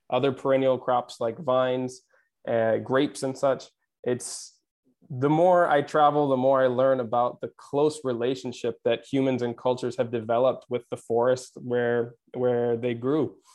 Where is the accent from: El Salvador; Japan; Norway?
Japan; also born or lived in Pacific Northwest, United States; now in Mediterranean; I I grew up in Japan and I remember some of the forestry traditions from there.